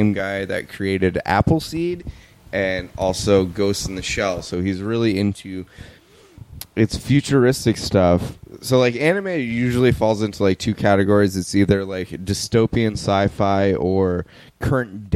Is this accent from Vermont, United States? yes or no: yes; Vermont, United States; I grew up in Vermont, you couldn't get cable